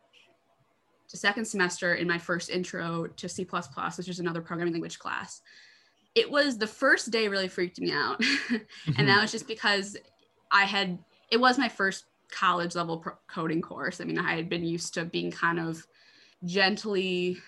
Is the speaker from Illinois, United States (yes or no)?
no; Michigan, United States; I'm from Michigan